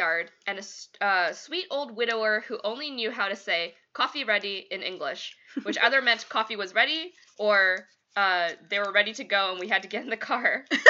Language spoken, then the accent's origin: English; Illinois, United States; I'm from Northern Illinois, and in the summer of 2011, I joined a study abroad program with my college. I got to live in Costa Rica for the summer while I studied Spanish.